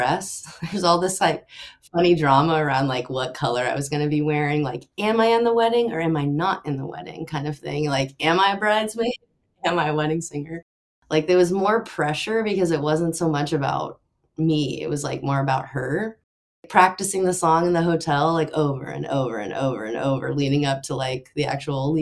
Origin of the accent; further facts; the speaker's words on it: Austin, Texas, United States; I grew up in Austin, Texas, so that's where I am now.